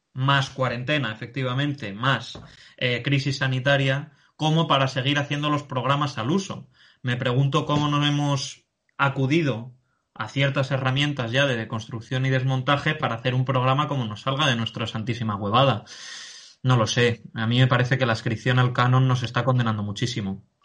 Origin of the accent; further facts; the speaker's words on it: Spain; de quienes somos españoles